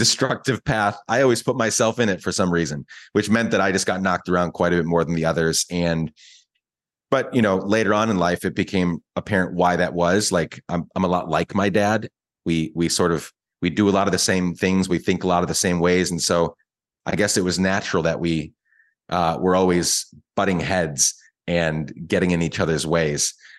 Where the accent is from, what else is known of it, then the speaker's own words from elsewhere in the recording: Guatemala; I don't regret it all growing up in Guatemala. It was very hard. It was difficult.